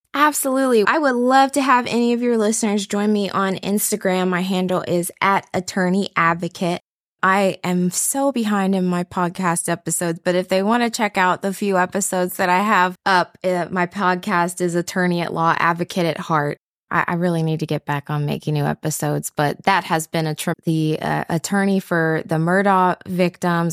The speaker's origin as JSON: {"language": "English", "town": "Cincinnati", "region": "Ohio", "country": "United States", "tie": "born or raised there", "said": "coming back to my hometown to operate my practice"}